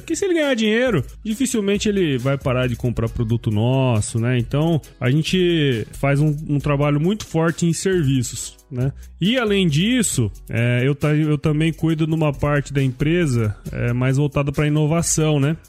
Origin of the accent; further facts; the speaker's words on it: Cuiabá, Mato Grosso, Brazil; also born or lived in São Paulo; Eu, eu sou de Mato Grosso, eu sou daqui de Cuiabá e eu fui, eu fui para São Paulo